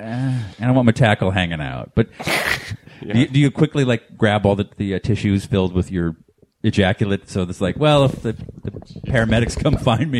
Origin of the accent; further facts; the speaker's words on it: East Coast, United States; now in Southern California, United States; I'm from the East Coast. I've never experienced earthquakes.